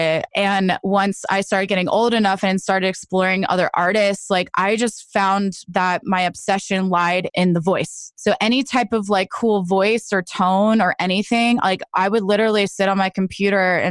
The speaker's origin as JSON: {"language": "English", "region": "New Jersey", "country": "United States", "tie": "born or raised there", "also_born_or_lived": "Nashville", "moved": "yes", "lives_now": "Los Angeles, United States", "said": "I grew up in New Jersey"}